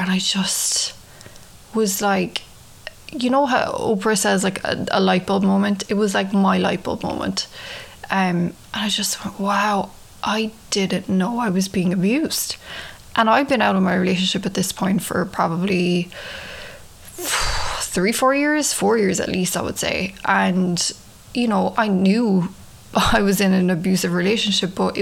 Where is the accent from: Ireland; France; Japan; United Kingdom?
Ireland; moved away as an adult; now in New York, United States; I'm from Ireland, if you can tell from the accent. I've been living in New York for 9 years now.